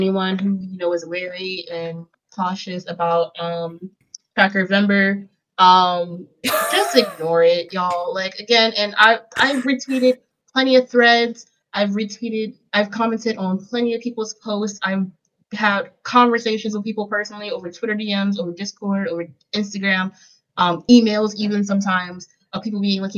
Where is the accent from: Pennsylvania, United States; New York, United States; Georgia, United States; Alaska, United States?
Pennsylvania, United States; Philadelphia; I come from Philadelphia.